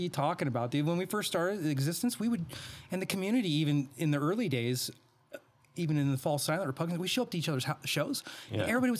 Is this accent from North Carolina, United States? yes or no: no; Reno, Nevada, United States; also born or lived in Bay Area, California; my hometown in Reno